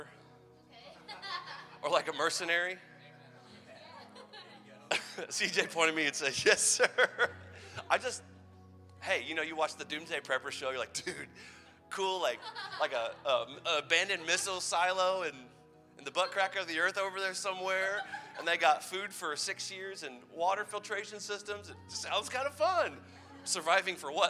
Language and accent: English; Madison, United States; in downtown Madison in my hometown